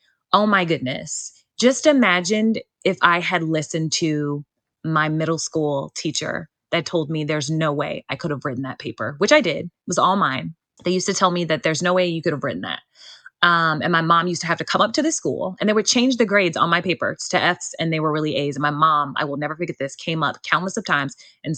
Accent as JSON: {"language": "English", "town": "Gary", "region": "Indiana", "country": "United States", "tie": "born or raised there", "also_born_or_lived": "Hobart, Indiana / Wilmington, North Carolina", "moved": "yes", "lives_now": "North Carolina, United States", "said": "I grew up in Gary, but I went to school in the Maryville, like Hobart area"}